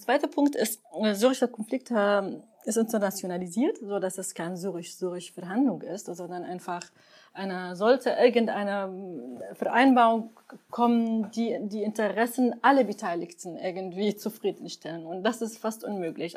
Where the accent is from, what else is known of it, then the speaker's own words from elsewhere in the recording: Syria; now in Germany; ich würde mir richtig wünschen als Syrerin